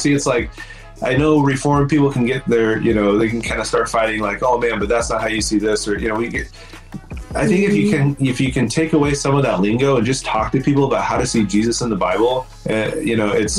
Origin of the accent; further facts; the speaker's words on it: Sinaloa, Mexico; But at least where I grew up in Mexico, Christmas in Mexico meant, you know, in Sinaloa, we would have our church service